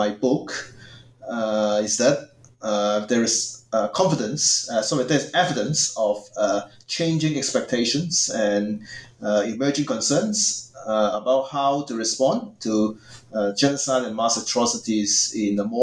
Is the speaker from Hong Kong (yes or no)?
yes; Hong Kong; moved away as an adult; also born or lived in Queensland, Australia; now in Dhaka, Bangladesh; I was born and raised in Hong Kong originally.